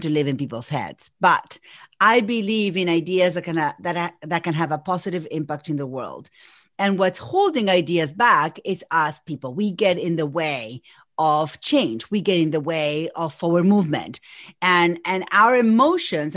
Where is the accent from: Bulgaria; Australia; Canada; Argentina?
Argentina; first language Spanish; English is a second language; moved away as an adult; now in Massachusetts, United States; I'm from Argentina. Spanish is my first language, but I have been here in Massachusetts for over 20 years.